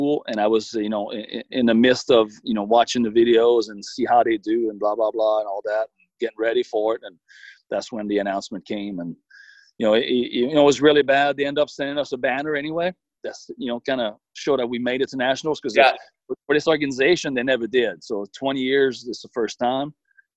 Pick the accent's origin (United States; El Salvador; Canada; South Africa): Canada; Rivière-du-Loup, Quebec; English is a second language; moved away; my hometown, Rivière du Loup